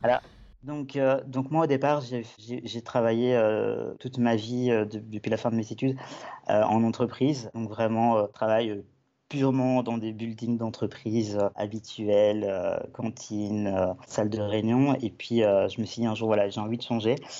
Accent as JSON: {"language": "French", "country": "Belgium", "moved": "as an adult", "lives_now": "Avignon, France", "said": "je viens de Belgique, j'ai 29 ans"}